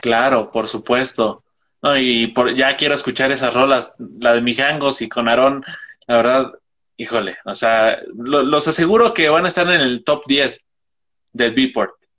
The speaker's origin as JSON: {"language": "Spanish", "town": "Toluca", "region": "State of Mexico", "country": "Mexico", "said": "yo soy de Toluca, o sea, es un estado al lado del DF"}